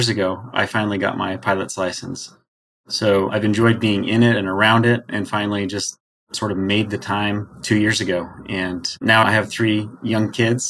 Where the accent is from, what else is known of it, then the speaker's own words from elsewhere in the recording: Washington, United States; I grew up in Washington State and started flying actually with my grandpa.